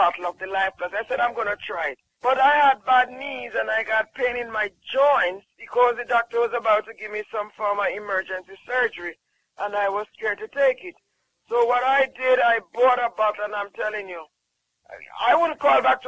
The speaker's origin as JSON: {"language": "English", "country": "Jamaica", "said": "I'm from Jamaica"}